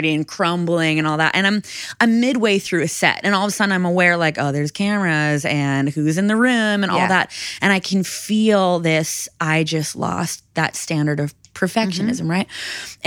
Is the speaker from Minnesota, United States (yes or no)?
yes; Minnesota, United States; I'm from Minnesota, I'm from the north, we have snow.